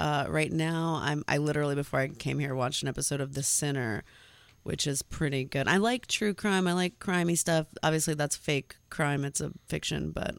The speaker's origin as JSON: {"language": "English", "region": "Connecticut", "country": "United States", "tie": "born or raised there", "said": "I grew up in Connecticut"}